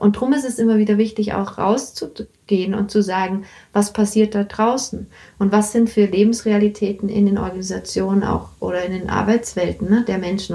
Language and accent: German; Bavaria, Germany; ich bin in Bayern also aufgewachsen